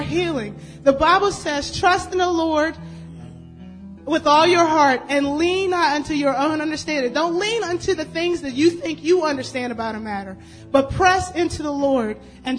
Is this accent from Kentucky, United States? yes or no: no; Staunton, Virginia, United States; moved away; Came went to Stanton. That's my hometown